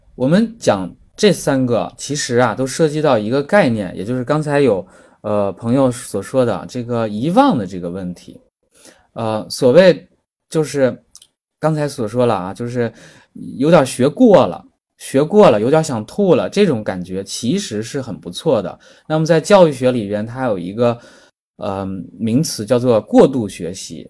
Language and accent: Chinese; China; 因为我们是中国人嘛